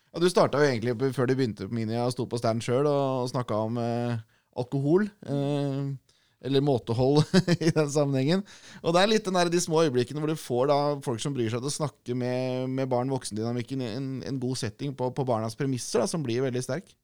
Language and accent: Norwegian; Norway; vi er nordmenn